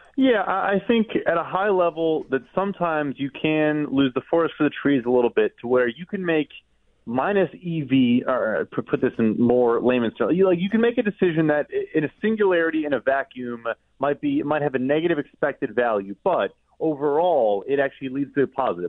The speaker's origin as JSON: {"language": "English", "town": "Chicago", "region": "Illinois", "country": "United States", "said": "I'm from Chicago. I'm a Bears fan"}